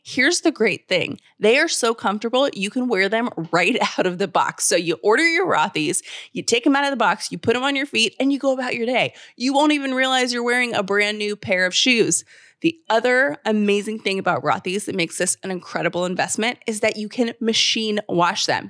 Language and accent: English; Georgia, United States; I'm from Georgia